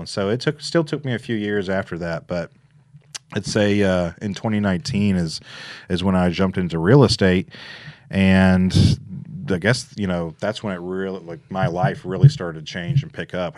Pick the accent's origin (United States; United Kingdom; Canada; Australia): United States; Memphis, Tennessee; moved away as an adult; also born or lived in Little Rock, Arkansas; now in Jackson, United States; I'm originally from Memphis. Uh, I moved to Jackson in about 2012.